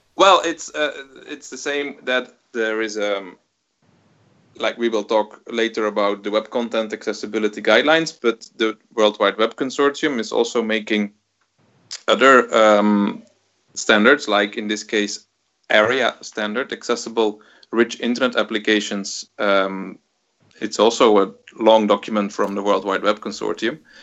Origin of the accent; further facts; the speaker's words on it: Belgium; I'm from Belgium.